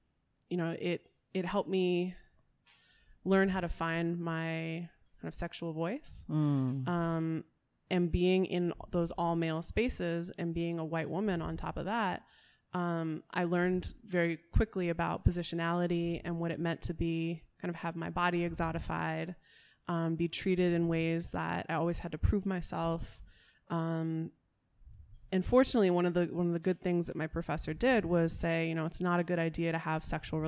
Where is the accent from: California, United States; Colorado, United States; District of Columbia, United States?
District of Columbia, United States; Washington; I'm from Washington, D.C. originally, and come to learn that kind of the music that I grew up with in D.C., go-go